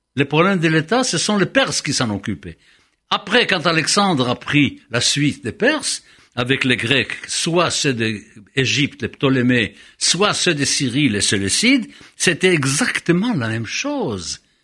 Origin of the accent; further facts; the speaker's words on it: Israel; moved away; j'ai grandi en Israël